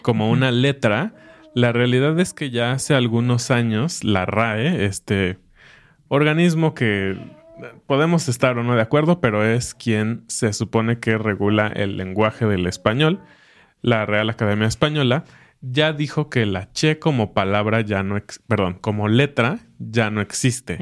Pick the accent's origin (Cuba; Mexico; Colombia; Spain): Mexico; como mexicanos